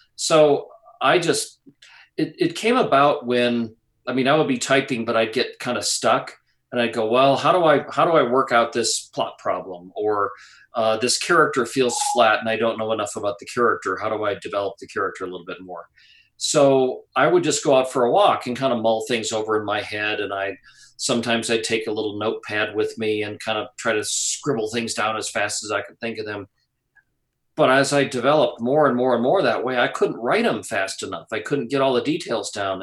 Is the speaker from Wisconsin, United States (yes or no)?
yes; Wisconsin, United States; growing up in Wisconsin, which is you know, it's a great place to grow up